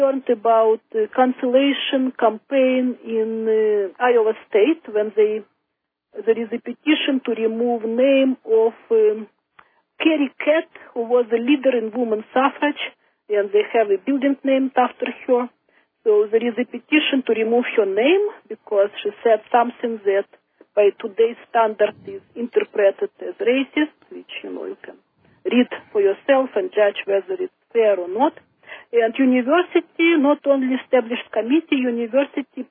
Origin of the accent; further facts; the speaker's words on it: Russia; English is a second language; moved away as an adult; also born or lived in Moscow / Israel; now in United States; when I was growing up in Soviet Russia